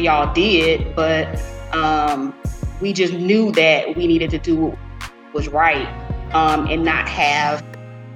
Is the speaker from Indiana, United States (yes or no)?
no; New Orleans, Louisiana, United States; moved away as an adult; now in Houston, United States; I am originally from New Orleans, Louisiana, but now I live in Houston, Texas.